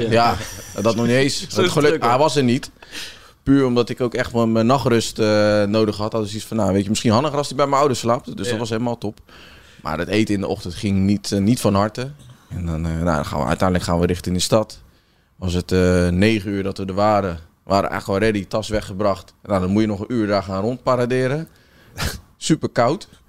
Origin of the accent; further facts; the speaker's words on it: Rotterdam, South Holland, Netherlands; Want je weet als Rotterdammer, weet je natuurlijk hoe lang het is om dat bos rond te lopen.